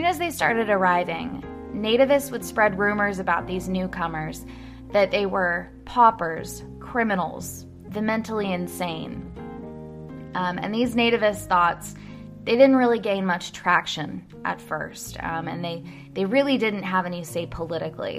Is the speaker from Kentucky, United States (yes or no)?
yes; Louisville, Kentucky, United States; my hometown of Louisville, Kentucky